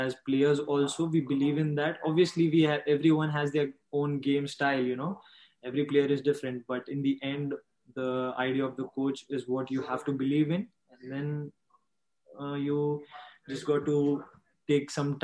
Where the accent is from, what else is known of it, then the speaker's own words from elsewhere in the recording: Ambernath, Maharashtra, India; I am from Ambanath